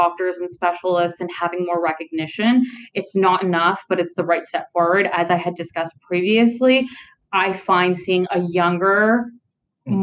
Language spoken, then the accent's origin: English; Ontario, Canada; I've only ever lived in Ontario